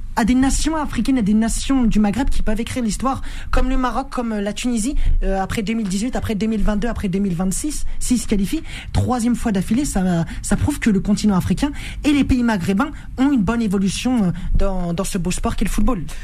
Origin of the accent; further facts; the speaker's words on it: Rouen, Normandy, France; moi je viens de Rouen.